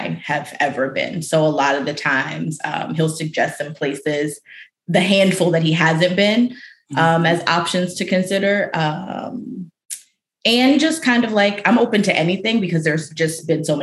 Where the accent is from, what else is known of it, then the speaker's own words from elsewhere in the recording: Aliquippa, Pennsylvania, United States; moved away as an adult; also born or lived in Harlem, New York; now in New York, United States; I grew up in Western Pennsylvania, so, you know, it's cold there, too.